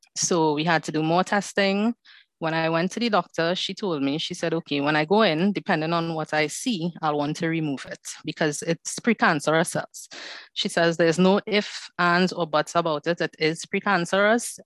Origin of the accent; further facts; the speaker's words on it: Trinidad & Tobago; I am from Trinidad and Tobago, so the Caribbean is in the house today.